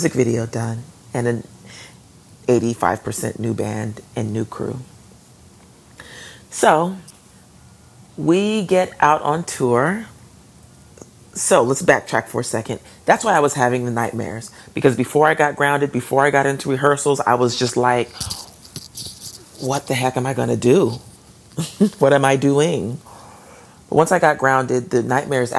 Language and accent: English; Atlanta, Georgia, United States; moved away; my hometown